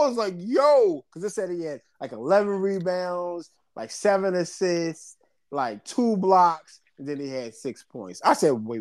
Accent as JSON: {"language": "English", "region": "New York", "country": "United States", "said": "I'm from New York."}